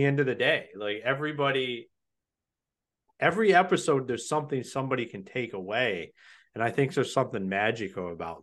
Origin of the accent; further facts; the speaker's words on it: Ohio, United States; I'm from Ohio